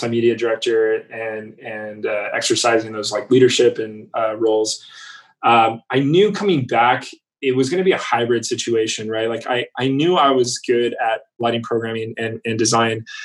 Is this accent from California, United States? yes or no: yes; California, United States; moved away as an adult; also born or lived in Montreal; I'm born and raised in California